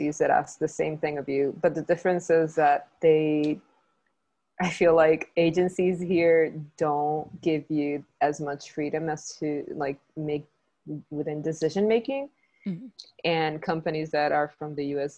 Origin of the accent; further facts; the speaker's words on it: Puerto Rico; I am from Puerto Rico, and I've lived and studied and worked in Puerto Rico my whole life.